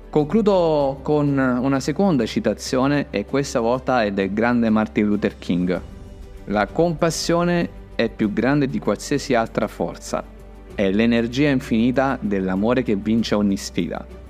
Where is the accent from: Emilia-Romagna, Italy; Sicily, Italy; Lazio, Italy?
Lazio, Italy; Gaeta; ero a Gaeta, una piccola città di mare, nonché la mia città natale